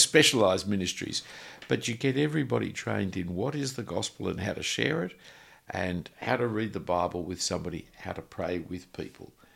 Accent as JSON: {"language": "English", "country": "Australia", "said": "I'm an Australian"}